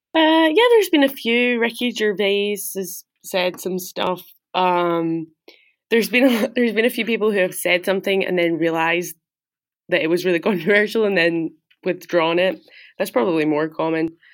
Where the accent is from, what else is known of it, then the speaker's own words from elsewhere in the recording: Glasgow, Scotland, United Kingdom; moved away as an adult; also born or lived in New York; I'm from Glasgow, Scotland, and I grew up there, went to school there